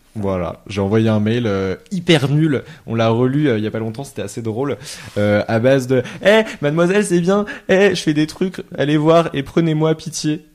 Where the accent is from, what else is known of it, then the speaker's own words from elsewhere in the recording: Lyon, Auvergne-Rhône-Alpes, France; je suis originaire de Lyon